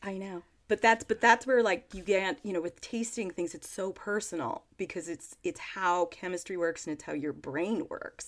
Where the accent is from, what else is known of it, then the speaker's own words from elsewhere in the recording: Monterey County, California, United States; Petit Paisson Winery in Monterey County in California. That sounds very fancy, but it's actually just my hometown winery.